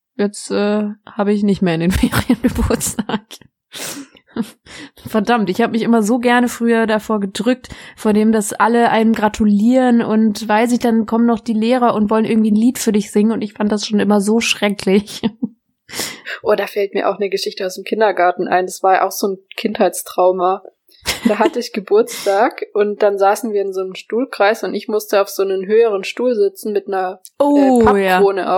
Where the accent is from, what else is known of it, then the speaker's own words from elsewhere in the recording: Baden-Württemberg, Germany; moved away as an adult; now in North Rhine-Westphalia, Germany; wir kommen ja hier aus, aus Baden-Württemberg